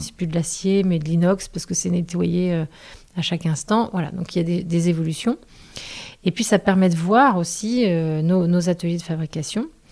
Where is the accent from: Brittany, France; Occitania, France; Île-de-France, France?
Brittany, France; Quiberon; j'ai vécu mon enfance à Quiberon